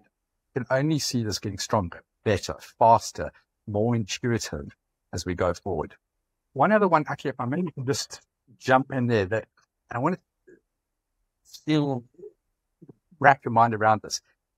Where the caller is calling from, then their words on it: South Africa; I'm calling from South Africa.